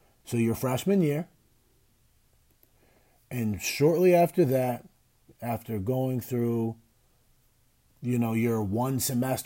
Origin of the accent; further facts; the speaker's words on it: United States; as an American